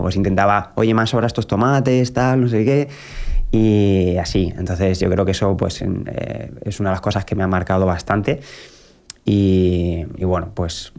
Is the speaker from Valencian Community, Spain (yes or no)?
no; Albacete, Castilla-La Mancha, Spain; en mi ciudad natal, en Albacete